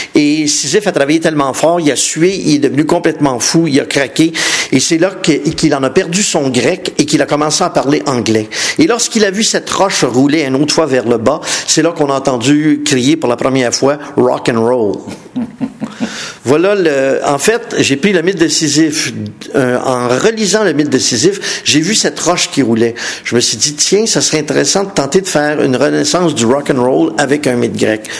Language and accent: French; Montreal, Quebec, Canada; je suis de Montréal